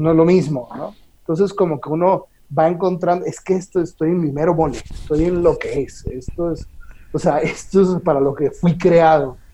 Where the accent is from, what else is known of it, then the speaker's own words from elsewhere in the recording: Caracas, Capital District, Venezuela; moved away as an adult; also born or lived in Rome, Italy; now in Mexico City, Mexico; Yo soy, yo nací en Caracas, mm. Venezuela